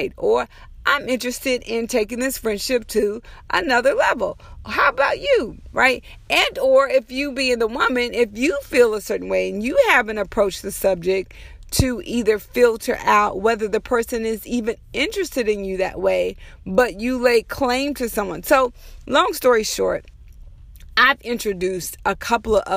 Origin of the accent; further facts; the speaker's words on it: United States; we as African American women